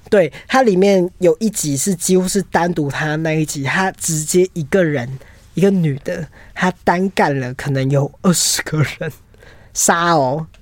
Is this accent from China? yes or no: no; Taiwan; 我们台湾人